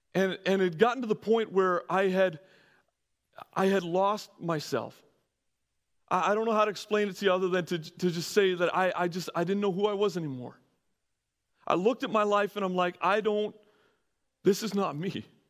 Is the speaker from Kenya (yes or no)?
no; Canada; moved away as an adult; also born or lived in California; I'm coming from Canada